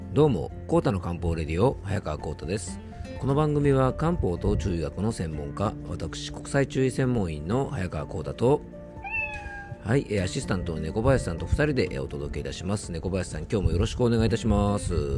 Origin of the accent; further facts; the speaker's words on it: Yamanashi, Japan; 僕の地元、山梨県